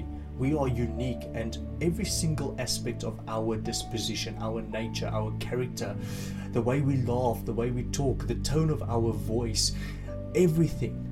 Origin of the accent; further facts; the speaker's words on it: South Africa; now in United Kingdom; I'm originally from South Africa, I've moved here and since then stayed in the UK